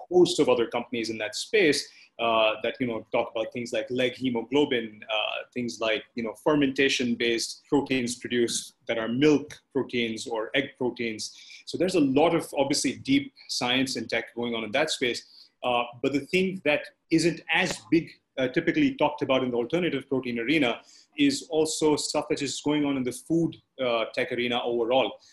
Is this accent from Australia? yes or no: no; India; being an Indian